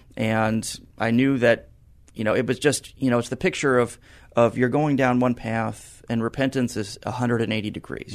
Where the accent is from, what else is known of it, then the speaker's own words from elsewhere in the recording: San Antonio, Texas, United States; I grew up in San Antonio, one of the rare San Antonians that you'll meet today that, uh, spent my whole life here